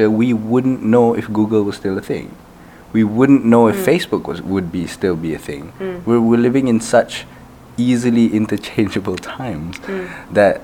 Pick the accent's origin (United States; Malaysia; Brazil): Malaysia; Alor Setar, Kedah; also born or lived in Kelantan; I am from Alor Star, and it's a nice place to be brought up in.